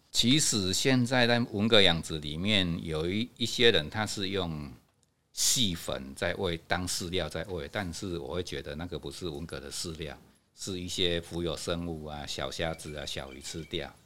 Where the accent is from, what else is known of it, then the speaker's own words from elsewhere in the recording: Hanbao Village, Fangyuan Township, Changhua County, Taiwan; 我是汉堡人，从小在这边长大